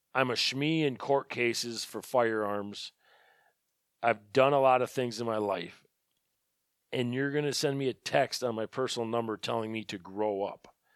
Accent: Birchwood, Wisconsin, United States; I'm from Birchwood.

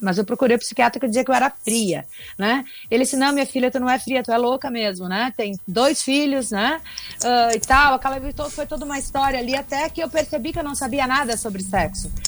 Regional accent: South Region, Brazil; eu sou do Sul

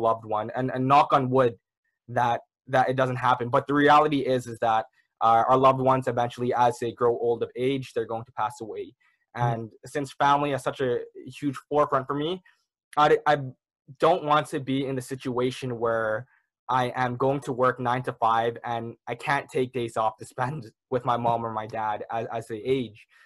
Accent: Toronto, Ontario, Canada; I was born and raised in the Malvern area. So that's kind of a little neighborhood down in Toronto.

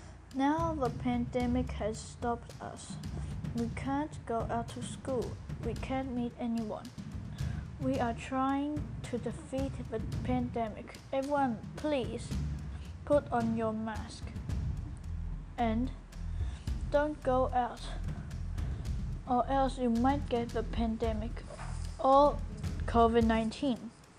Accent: Taiwan; I come from Taiwan. I'm 12.

